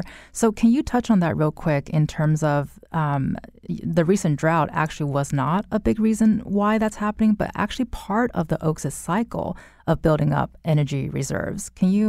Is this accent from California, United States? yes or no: yes; California, United States; As a Californian, I'm not complaining about the warm weather, but I do feel a little guilty about it.